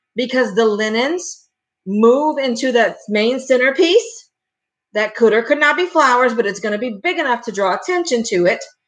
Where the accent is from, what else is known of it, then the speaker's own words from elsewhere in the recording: Louisiana, United States; I'm from Louisiana. We Cajun